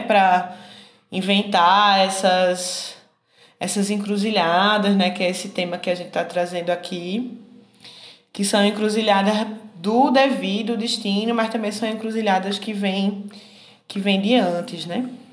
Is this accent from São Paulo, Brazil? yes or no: no; Garanhuns, Pernambuco, Brazil; moved away as an adult; also born or lived in Recife, Brazil; now in Minas Gerais, Brazil; Nasci com minha família situada em Garanhuns, né? Em, em pleno, no auge dos anos 90